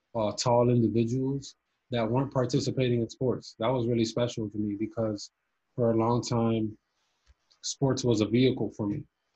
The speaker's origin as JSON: {"language": "English", "country": "Cuba", "moved": "yes", "said": "But soccer was my favorite sport growing up, especially when I came from Cuba"}